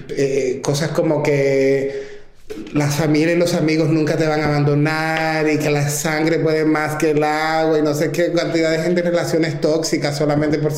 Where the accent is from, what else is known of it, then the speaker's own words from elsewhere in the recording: Santo Domingo, Distrito Nacional, Dominican Republic; now in New York, United States; la, primera vez que me mudé de, de Santo Domingo a Nueva York